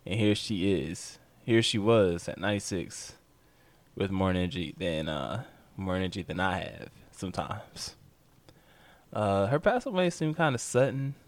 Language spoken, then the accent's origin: English; United States; as an American